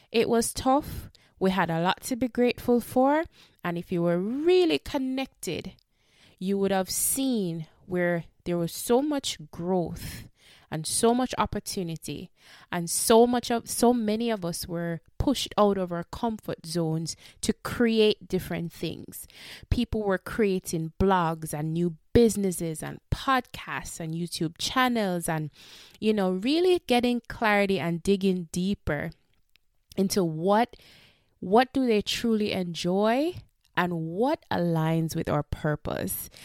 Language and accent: English; Jamaica; we are Jamaican